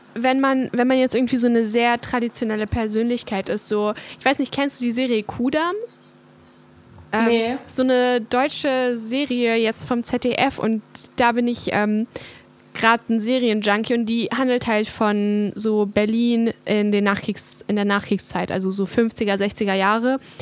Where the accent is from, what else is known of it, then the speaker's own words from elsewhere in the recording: Hungary; moved away; ich komme ja aus Ungarn